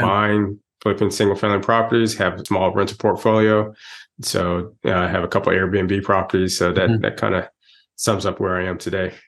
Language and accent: English; Texas, United States; moved away as an adult; now in Atlanta, United States; I'm originally from Texas, but I've been in the Atlanta area for 27 mm-hmm. years now. I came out here for mm-hmm. college